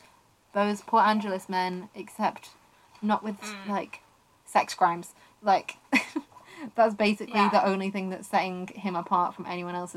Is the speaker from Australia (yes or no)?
no; United Kingdom; you'll know that we're British, and you can probably tell that from our voices